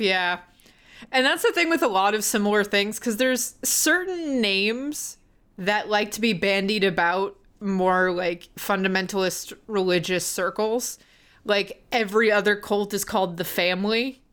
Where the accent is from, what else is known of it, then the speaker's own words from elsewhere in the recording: the South, United States; growing up in the South.